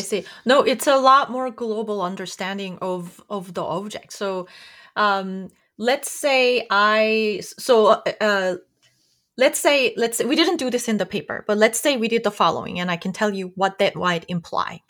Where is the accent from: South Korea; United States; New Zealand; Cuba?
South Korea; moved away as an adult; I grew up in South Korea.